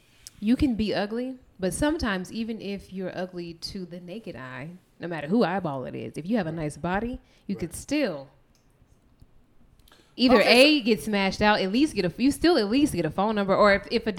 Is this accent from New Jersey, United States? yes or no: no; Las Vegas, Nevada, United States; I'm just going to say Vegas. I'm from Vegas.